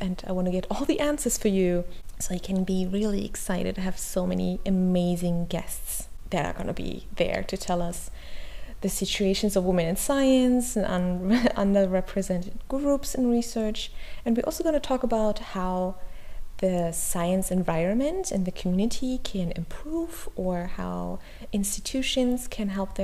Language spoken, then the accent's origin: English; Germany; English is a second language; Maybe you already heard my accent. I'm not English, I'm not American, I'm actually from Germany, I'm currently based in Berlin.